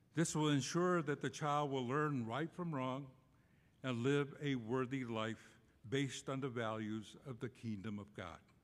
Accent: Cochiti Pueblo, New Mexico, United States; moved away; I was born and raised on the Cochiti Pueblo Indian Reservation in New Mexico

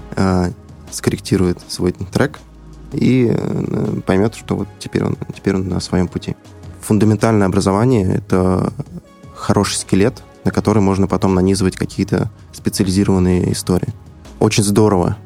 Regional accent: Iglino, Bashkortostan, Russia; moved away as an adult; now in Moscow, Russia; я сам из села, села Иглино, это э, село находится рядом с Уфой

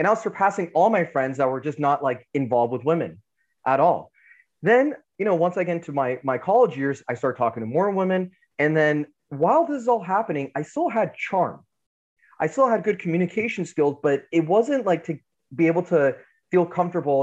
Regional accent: United States; So ethnically I'm Iranian, but born in America.

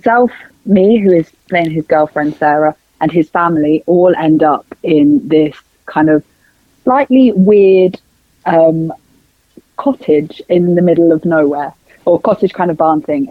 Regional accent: Northampton, East Midlands, United Kingdom; I'm from the Midlands. I'm from Northampton.

